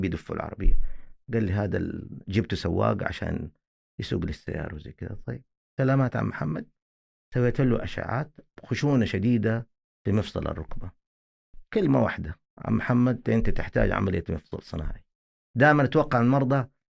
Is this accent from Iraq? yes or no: no; Saudi Arabia; عندنا في السعوديه